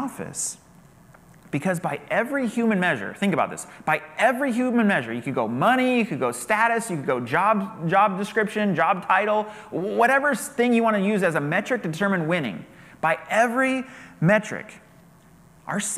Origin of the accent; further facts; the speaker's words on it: United States; as an American